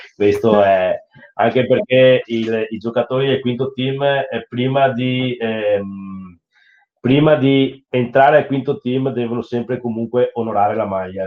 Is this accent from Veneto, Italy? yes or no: yes; Treviso, Veneto, Italy; dalle nostre parti a Treviso